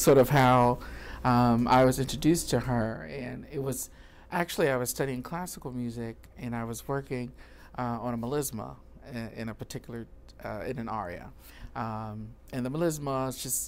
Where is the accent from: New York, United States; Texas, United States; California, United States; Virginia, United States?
Virginia, United States; Danville; moved away as an adult; also born or lived in Baltimore, Maryland; now in Chicago, United States; I am a country boy from Virginia, Danville, Virginia, about 2 hours from Richmond